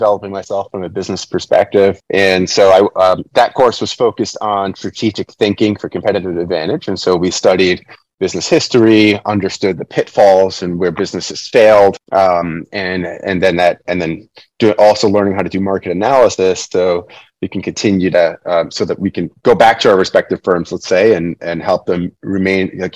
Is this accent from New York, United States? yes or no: yes; New York City, New York, United States; now in Lancaster, United States; I was born and raised in New York City, found my way to rural Lancaster, Pennsylvania.